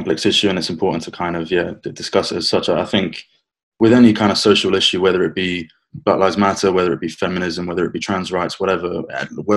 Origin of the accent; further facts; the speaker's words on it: London, United Kingdom; I was born and raised in London, half Spanish, half English